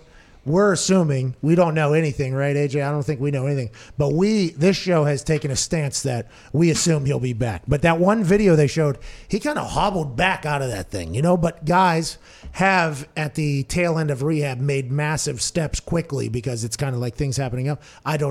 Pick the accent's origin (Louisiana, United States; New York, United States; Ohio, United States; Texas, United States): Texas, United States; I'm from Texas.